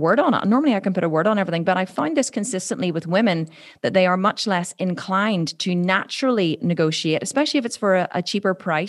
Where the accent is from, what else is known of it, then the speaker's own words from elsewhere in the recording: Ireland; I'm Irish